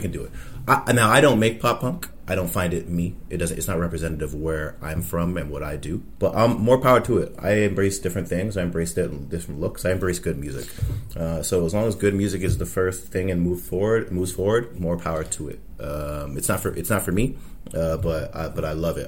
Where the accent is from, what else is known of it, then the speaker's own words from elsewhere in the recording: Toronto, Ontario, Canada; I've been here all my life. Uh, I was born and raised. I grew up pretty much down the street